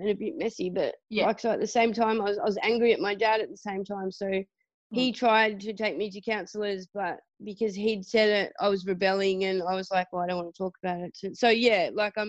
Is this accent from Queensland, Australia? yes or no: no; Burnie, Tasmania, Australia; I grew up in Tassie on the northwest coast in a town called Burnie